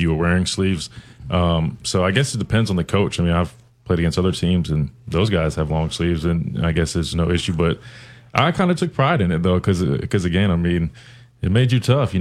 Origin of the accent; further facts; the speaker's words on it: Columbia, South Carolina, United States; I was born and raised in Columbia, South Carolina